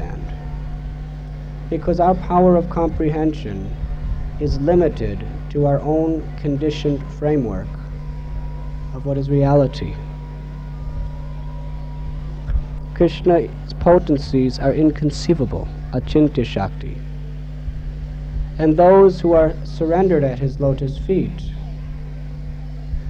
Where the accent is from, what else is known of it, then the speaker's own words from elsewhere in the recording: United States; I was born in America